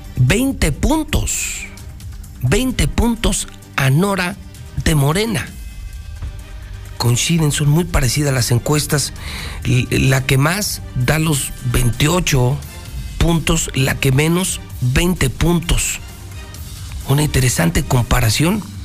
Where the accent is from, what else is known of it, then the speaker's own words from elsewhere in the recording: Aguascalientes, Mexico; nos pintamos solitos los mexicanos y más los hidrocálidos